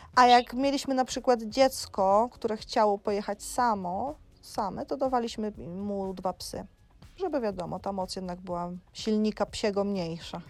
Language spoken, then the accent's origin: Polish; Jarosław, Subcarpathian Voivodeship, Poland; moved away as an adult; also born or lived in Dominican Republic / Iceland / Jordan; now in Tenerife, Spain; u siebie w Jarosławiu